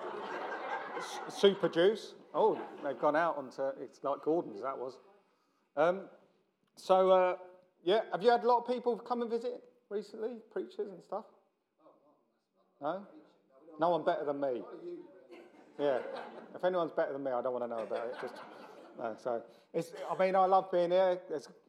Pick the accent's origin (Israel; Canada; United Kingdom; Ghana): United Kingdom; London; I'm from South London